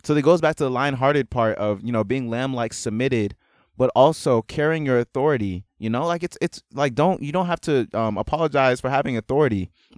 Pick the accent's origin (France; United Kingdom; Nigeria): Nigeria; and maybe also the fact that I'm Nigerian